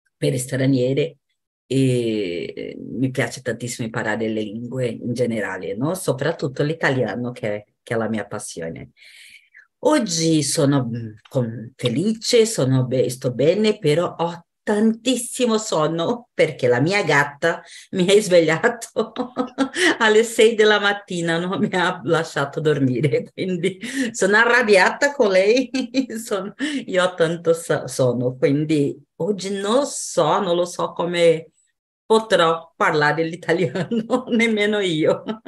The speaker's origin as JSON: {"language": "Italian", "region": "São Paulo", "country": "Brazil", "tie": "born or raised there", "second_language": "Italian", "lives_now": "Praia Grande, Brazil", "said": "abito adesso a Praia Grande, però sono nata a São Paulo"}